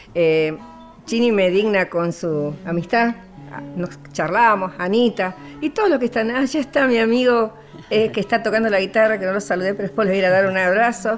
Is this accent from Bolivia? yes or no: no; Buenos Aires, Argentina; also born or lived in Loreto, Santiago del Estero; yo nací en Loreto. Me he criado en Buenos Aires.